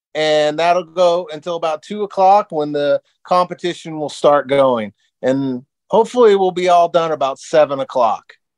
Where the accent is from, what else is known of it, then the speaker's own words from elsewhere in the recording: Seattle Tacoma area, Washington, United States; moved away as an adult; now in Las Vegas, United States; I'm originally from the Seattle Tacoma area, and I owned a live music venue in Tacoma.